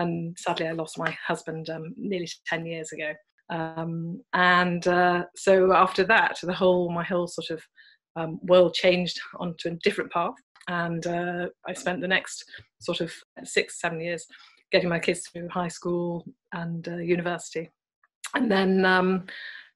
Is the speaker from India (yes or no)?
no; the north of England, United Kingdom; moved away as an adult; also born or lived in London / Connecticut, United States; I'm British, obviously, and born and raised in the north of England